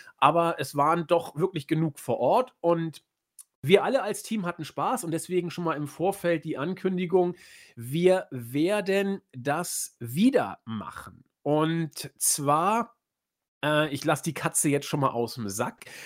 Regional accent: Hamburg, Germany; mir als Hamburger, der ich bin

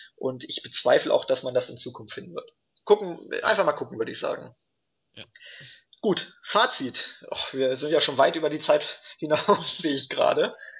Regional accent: Germany; bei uns in Deutschland

